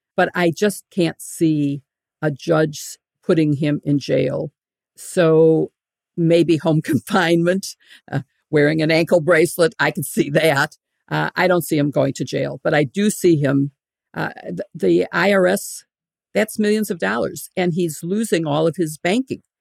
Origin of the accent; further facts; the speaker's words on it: Illinois, United States; I'm from Illinois, we have a lot of governors in jail